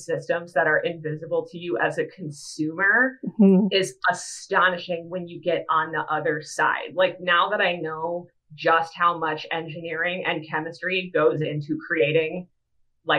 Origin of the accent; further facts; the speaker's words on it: Minnesota, United States; now in Akron, United States; I'm originally from Minnesota. I'm based out of the United States now in Akron, Ohio